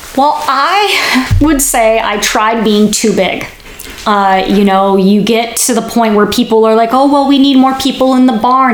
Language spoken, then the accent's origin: English; Bellevue, Washington, United States; moved away as an adult; also born or lived in Oregon; now in California, United States; I grew up in Seattle, Washington, a suburb just east of the city called Bellevue